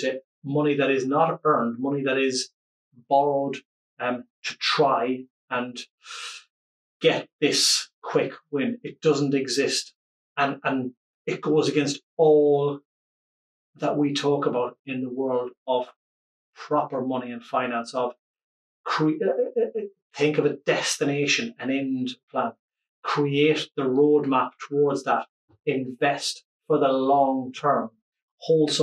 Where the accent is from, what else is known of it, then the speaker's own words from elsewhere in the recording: Ireland; as an Irish person